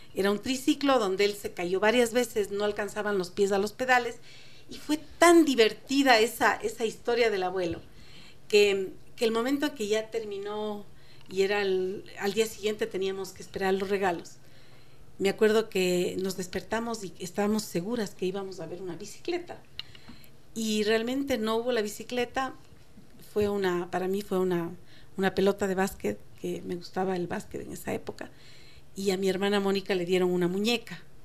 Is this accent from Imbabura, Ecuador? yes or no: no; Quito, Pichincha, Ecuador; also born or lived in Cuenca; nosotros vivíamos en Quito cuando yo era niña, pues, yo soy de Cuenca, pero vinimos eh, a muy temprana edad